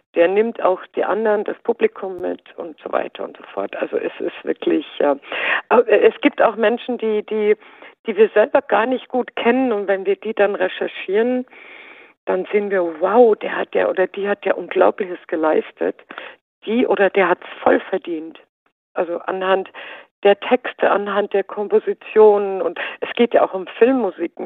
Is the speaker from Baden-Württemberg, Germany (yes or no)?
yes; Baden-Württemberg, Germany; also ich bin ja in Baden-Württemberg geboren